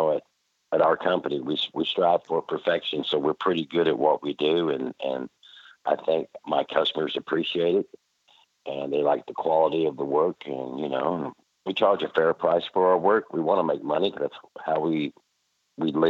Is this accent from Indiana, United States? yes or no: yes; Evansville, Indiana, United States; moved away as an adult; also born or lived in East Texas; now in Texas, United States; I was born in Evansville, Indiana. That's southern Indiana. The year 1956.